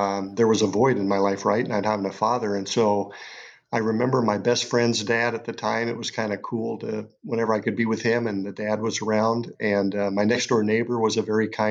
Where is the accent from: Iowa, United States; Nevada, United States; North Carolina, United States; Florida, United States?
Iowa, United States; moved away as an adult; also born or lived in Boston; we're both from Iowa originally